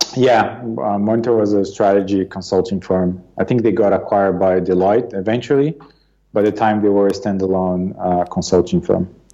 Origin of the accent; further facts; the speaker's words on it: São Paulo, Brazil; moved away as an adult; also born or lived in Marseille, France / United States; now in London, United Kingdom; I was born and raised in Brazil, um, in the Sao Paulo region